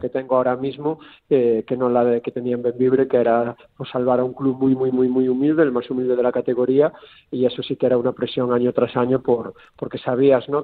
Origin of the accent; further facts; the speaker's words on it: Galicia, Spain; como gallego que soy